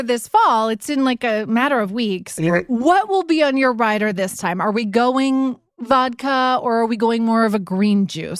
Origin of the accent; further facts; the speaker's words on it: Canada; I'm Canadian, and so I pronounce all French shit how it should be pronounced.